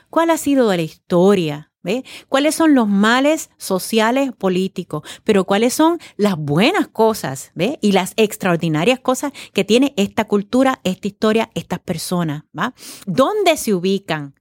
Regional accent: Puerto Rico

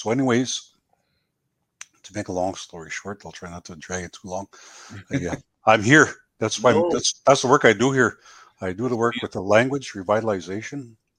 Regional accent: Goodfish Lake First Nation, Alberta, Canada; I come from the Goodfish Lake First Nation, originally where I'm from.

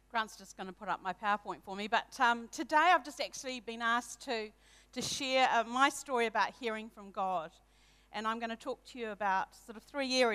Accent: Hamilton, Waikato, New Zealand; I was brought up in Hamilton um, with one older brother from a non Christian family.

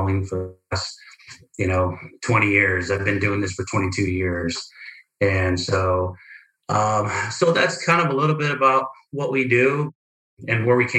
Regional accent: Weslaco, Texas, United States; first language Spanish; English is a second language; also born or lived in Brighton, Colorado; now in Colorado, United States; I'm originally from Texas, Weslaco, Texas, down south. Was born there, raised. Actually, my first language is Spanish, and so I'm bilingual

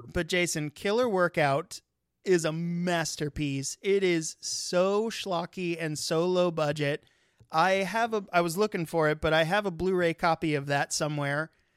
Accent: California, United States; moved away; I'm actually originally from California

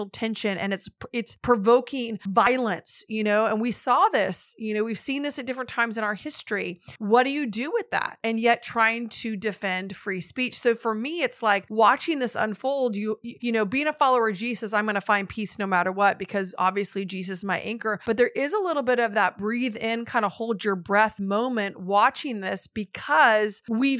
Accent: United States; as an American

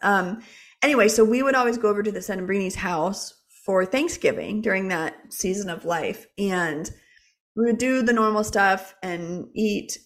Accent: Jacksonville, Florida, United States; I grew up in Jacksonville, Florida

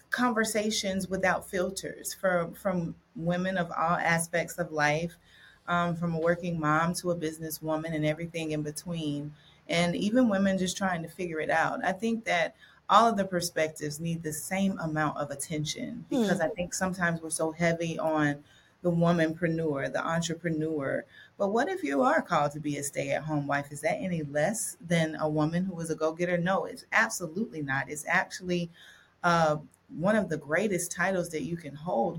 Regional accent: Dothan, Alabama, United States; I was born and raised around the Panhandle. It's Southeast Alabama, so Northwest Florida, Southwest Georgia

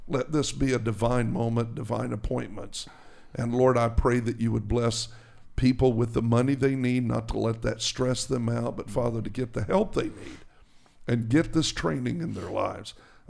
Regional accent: New Jersey, United States; I'm from New Jersey, man.

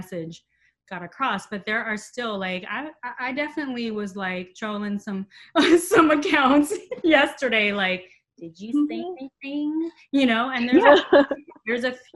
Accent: Los Angeles, California, United States; I'm from Los Angeles. So I grew up in mid-city Los Angeles

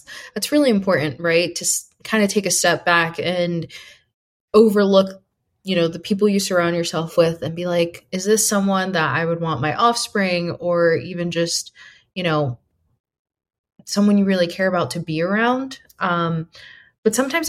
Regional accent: East Coast, United States; now in West Coast, United States; we're all originally from the East Coast and moved to the West Coast

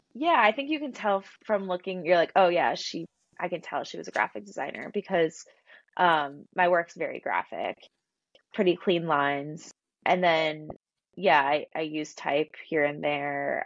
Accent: Philadelphia, Pennsylvania, United States; I grew up in Philadelphia and I went to Temple

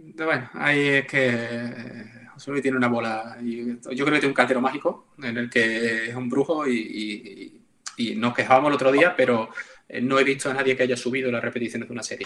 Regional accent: Seville, Andalusia, Spain; yo soy de Sevilla

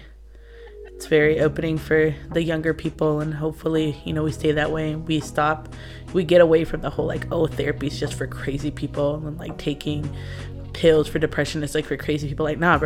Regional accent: United States; I'm Mexican American

